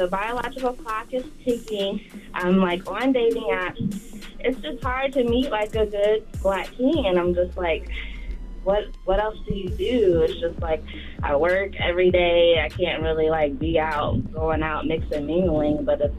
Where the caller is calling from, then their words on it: Tampa, Florida, United States; Hi, I'm … calling from Tampa, Florida.